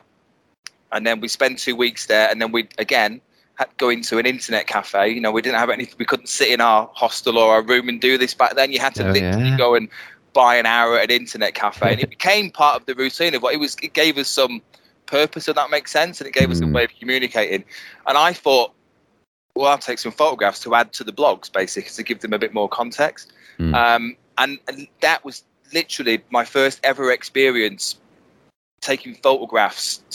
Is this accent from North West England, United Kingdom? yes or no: yes; Bolton, North West England, United Kingdom; moved away as an adult; now in Milton Keynes, United Kingdom; Born and bred in Bolton.